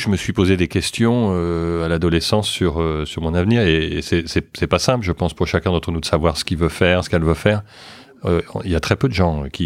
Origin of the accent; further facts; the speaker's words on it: France; born there; also born or lived in Luxembourg / New York / Boston / London; j'ai vécu, je suis né en France, mais j'ai vécu au Luxembourg, à New York, à Boston, à Londres, et puis maintenant de retour à, Paris.